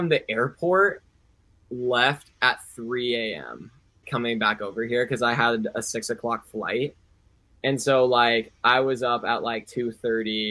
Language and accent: English; Washington, United States; also born or lived in Seattle, Washington; growing up in Suquamish